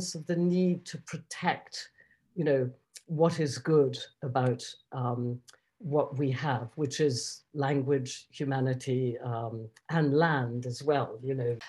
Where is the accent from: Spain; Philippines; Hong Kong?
Spain; Basque Country; moved away; I grew up in the Basque Country